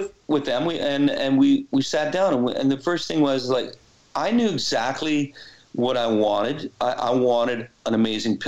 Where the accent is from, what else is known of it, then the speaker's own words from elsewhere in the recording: Canada; I'm Canadian